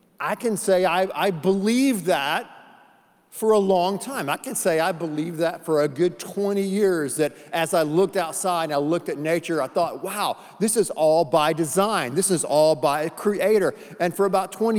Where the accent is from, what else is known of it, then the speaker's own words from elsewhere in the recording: North Carolina, United States; When I was a little boy, we grew up in North Carolina in the Smoky Mountains.